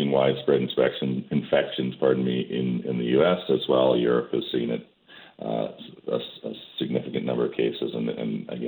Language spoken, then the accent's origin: English; Calgary, Alberta, Canada; I'm from Calgary